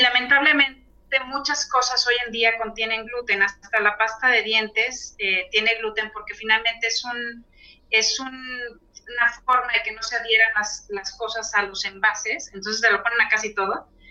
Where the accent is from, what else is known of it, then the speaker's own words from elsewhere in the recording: Tampico, Tamaulipas, Mexico; mi ciudad natal, Tampico